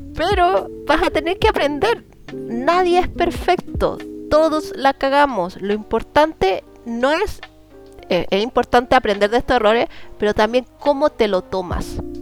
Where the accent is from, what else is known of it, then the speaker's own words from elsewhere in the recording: Chile; así como chilena